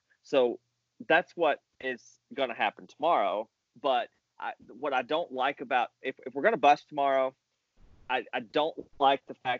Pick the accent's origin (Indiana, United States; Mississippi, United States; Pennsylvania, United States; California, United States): Mississippi, United States; I came from Mississippi where cold air advection won because there was no mountains to come over.